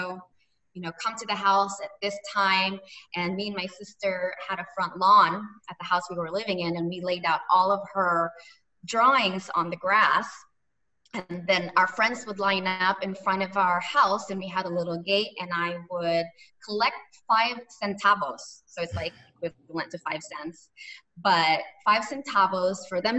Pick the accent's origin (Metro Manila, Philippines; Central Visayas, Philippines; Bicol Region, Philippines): Central Visayas, Philippines; Cebu City; also born or lived in Manila; As a little girl in the Philippines, as you mentioned, I'm originally from Cebu, but I grew up between the region of Cebu and Manila.